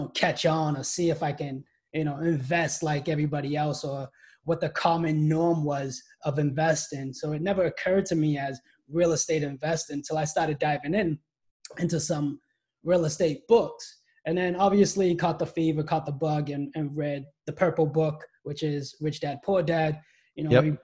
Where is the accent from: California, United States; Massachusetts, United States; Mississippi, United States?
Massachusetts, United States; Brockton; I was born and raised here